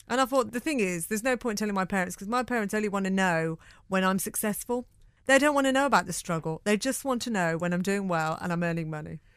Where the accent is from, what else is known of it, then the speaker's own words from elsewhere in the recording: Birmingham, West Midlands, United Kingdom; growing up in Birmingham